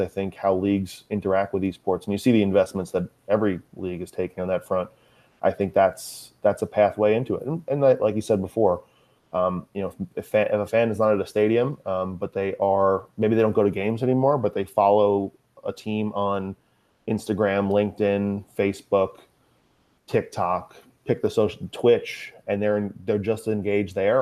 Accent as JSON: {"language": "English", "area": "Long Island", "region": "New York", "country": "United States", "tie": "born or raised there", "also_born_or_lived": "Manhattan, New York", "said": "I grew up on Long Island, uh, probably about forty-five, fifty miles east of, uh, Manhattan"}